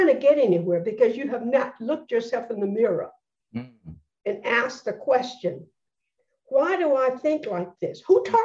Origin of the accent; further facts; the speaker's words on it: Birmingham, Alabama, United States; I am a person born and raised in Birmingham, Alabama